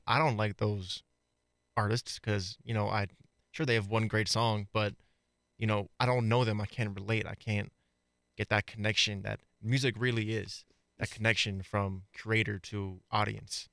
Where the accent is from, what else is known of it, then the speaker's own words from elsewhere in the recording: East Coast, United States; moved away; I'm not from Colorado, I'm from, I'm from the East Coast